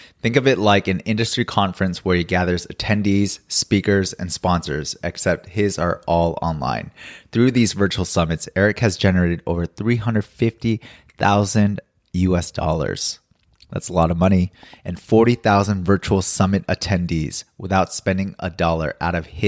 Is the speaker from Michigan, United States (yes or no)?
no; Los Angeles, California, United States; now in Seoul, South Korea; I'm in Seoul, but I'm originally from Los Angeles